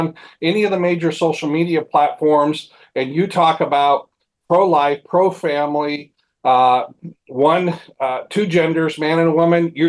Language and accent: English; Mount Juliet, Tennessee, United States; My hometown, Mount Juliet, Tennessee